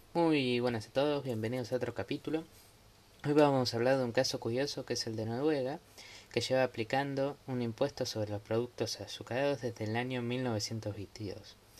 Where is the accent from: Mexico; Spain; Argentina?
Argentina; yo soy de Argentina